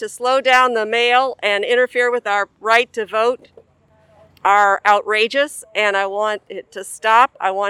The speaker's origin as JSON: {"language": "English", "town": "Louisville", "region": "Kentucky", "country": "United States", "said": "I'm from Louisville, Kentucky."}